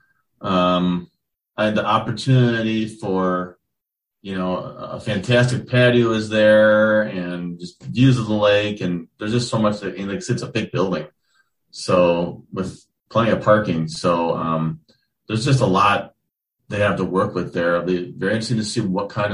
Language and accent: English; Lake Country, Wisconsin, United States; I grew up in Lake Country